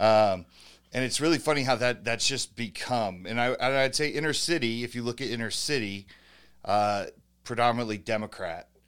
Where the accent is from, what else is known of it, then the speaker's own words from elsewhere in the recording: United States; also born or lived in New Jersey / San Francisco, California; growing up in Jersey and San Francisco